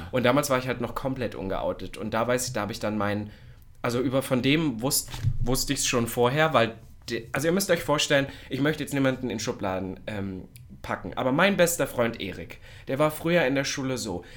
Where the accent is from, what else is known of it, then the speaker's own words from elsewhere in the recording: the East, eastern Germany, Germany; bei uns im Osten